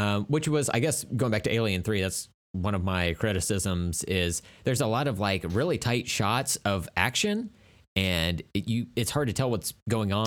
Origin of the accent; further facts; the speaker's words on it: Tulsa, Oklahoma, United States; it's my hometown